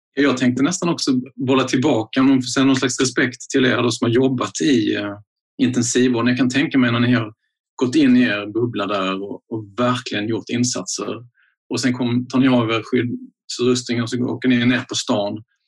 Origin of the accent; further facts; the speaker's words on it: Skåne, Sweden; jag som en skåning